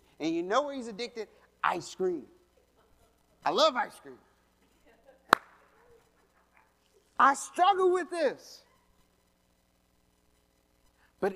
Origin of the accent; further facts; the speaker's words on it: Colorado, United States; I'm from Colorado.